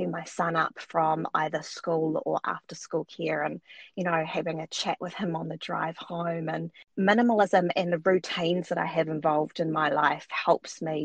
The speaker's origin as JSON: {"language": "English", "country": "New Zealand", "also_born_or_lived": "Wellington, New Zealand", "said": "I live in New Zealand, in the capital, which is Wellington."}